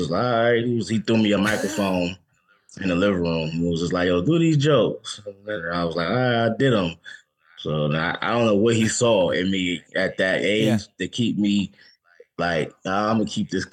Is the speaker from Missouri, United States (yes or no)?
no; New York City, New York, United States; I'm from the Bronx